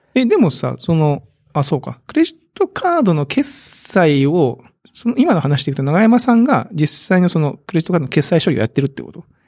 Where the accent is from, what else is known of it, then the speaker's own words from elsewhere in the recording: Kagoshima, Japan; 鹿児島出身